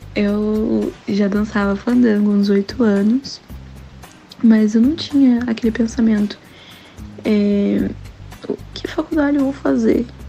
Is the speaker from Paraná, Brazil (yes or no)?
yes; Paranaguá, Paraná, Brazil; moved away as an adult; now in Curitiba, Brazil; eu sou de Paranaguá, né, mas como vocês sabem, estou morando em Curitiba